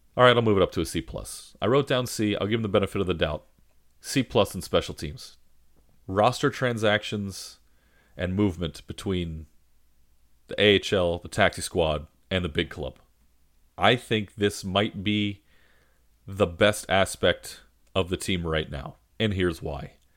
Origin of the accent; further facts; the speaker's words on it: Massachusetts, United States; I was born in Massachusetts. My family is from there